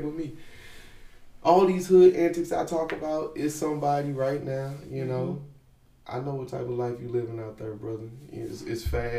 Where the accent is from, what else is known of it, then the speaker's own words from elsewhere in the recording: St. Louis, Missouri, United States; I'm from St. Louis originally. I'm born on the west side of St. Louis, which is basically the hood, Dr. Martin Luther King, Shreve. I grew up on Academy and Minerva.